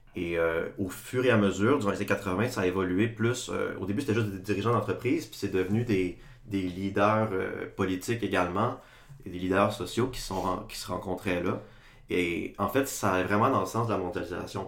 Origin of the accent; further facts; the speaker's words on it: Chicoutimi, Quebec, Canada; moved away as an adult; now in Sherbrooke, Canada; je viens de Chicoutimi, comme vous deux